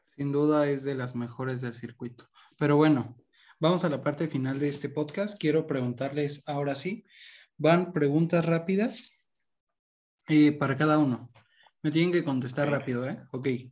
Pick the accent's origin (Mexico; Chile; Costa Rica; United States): Mexico; somos mexicanos